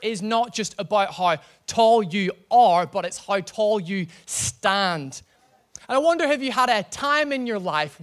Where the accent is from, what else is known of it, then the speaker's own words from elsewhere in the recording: Northern Ireland, United Kingdom; I'm from Northern Ireland, and you know, we're all potato farmers in Northern Ireland